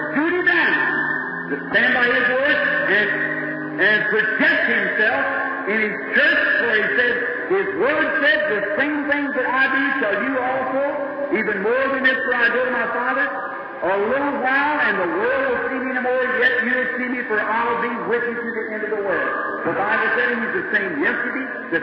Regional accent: United States; I was born in the States

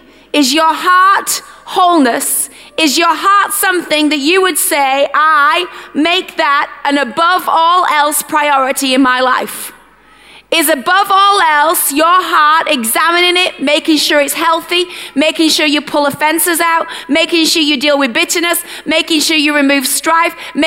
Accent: United Kingdom; our British culture

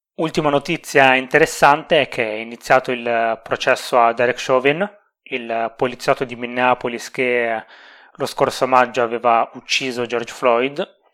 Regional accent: Emilia-Romagna, Italy

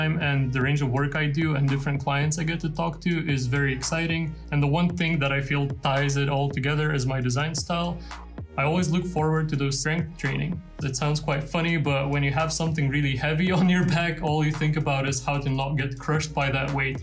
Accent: Lithuania; first language Lithuanian; English is a second language; moved away as an adult; also born or lived in London; that was in my native language. So everything and everyone in there was Lithuanian

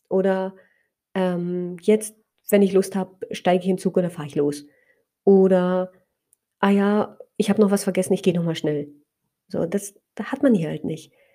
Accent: Spreewald, Brandenburg, Germany; so sehr verwurzelt fühle in meiner Heimat im Spreewald

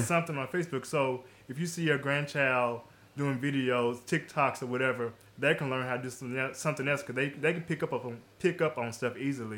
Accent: Jackson, Tennessee, United States; I'm from the Jackson, Tennessee area

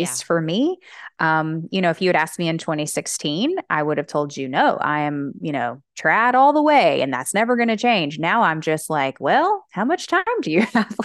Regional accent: Alabama, United States; I'm from Alabama

